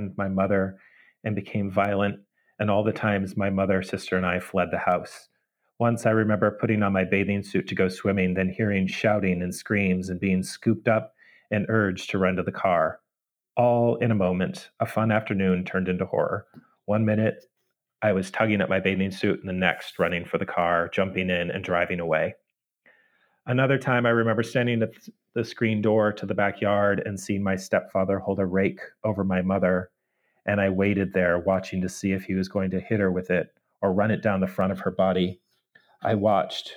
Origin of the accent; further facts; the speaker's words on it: San Diego, California, United States; now in Kentucky, United States; I was born and raised in San Diego